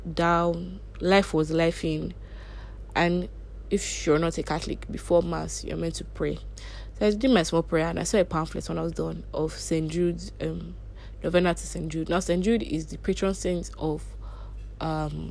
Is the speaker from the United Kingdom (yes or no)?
no; Nigeria; growing up in Nigeria